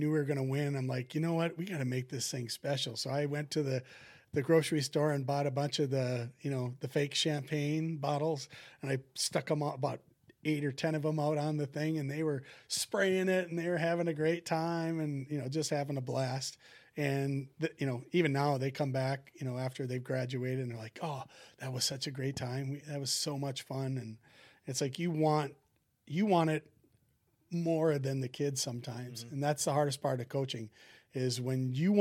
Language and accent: English; Maple Lake, Minnesota, United States; we had the St. Patrick's Day tournament, parade in my hometown, because we were the Maple Lake Irish.